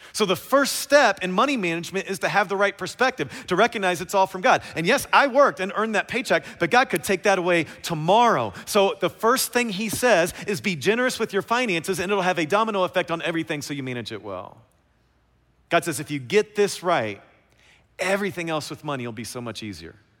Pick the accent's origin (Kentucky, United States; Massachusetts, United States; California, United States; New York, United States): Kentucky, United States; I'm from Kentucky